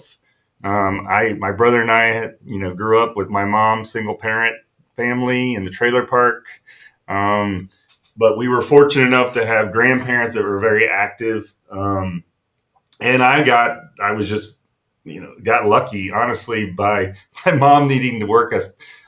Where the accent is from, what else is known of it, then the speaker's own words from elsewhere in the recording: near Taylor University, Indiana, United States; I grew up near Taylor University, which is very sheltered